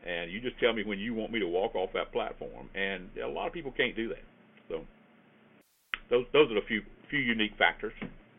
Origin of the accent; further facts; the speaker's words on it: the South, United States; accent: Southern; South because they talk like I do, most of them, anyway. But when I'm in other places, they'll say, where are you from? Meaning, where is that accent from?